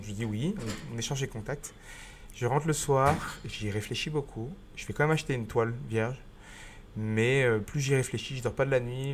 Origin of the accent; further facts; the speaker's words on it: Grenoble, Auvergne-Rhône-Alpes, France; moved away as an adult; also born or lived in Chambéry / Montpellier / Cardiff / Vietnam; je suis rentré à Grenoble où je suis né et où vit mes vivent mes parents et ma grand-mère. Donc je suis, euh, rentré chez moi